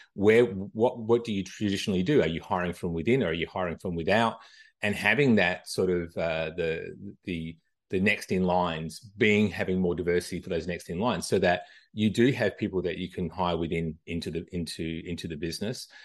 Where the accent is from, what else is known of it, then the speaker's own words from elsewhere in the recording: Australia; moved away as an adult; now in United States; I'm originally from Australia, uh, moved to the U S, uh, back in two thousand. Uh, I don't think I'm losing this accent anytime soon